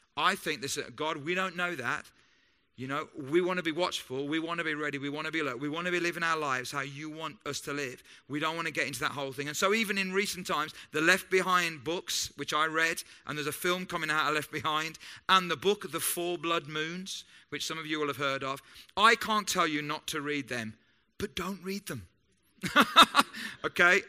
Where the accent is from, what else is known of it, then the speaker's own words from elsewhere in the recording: United Kingdom; I'm British and I love being British